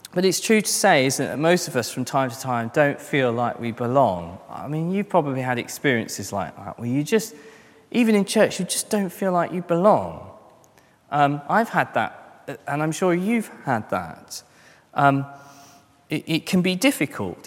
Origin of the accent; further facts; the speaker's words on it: London, United Kingdom; I'm a Christian first and I'm a Londoner second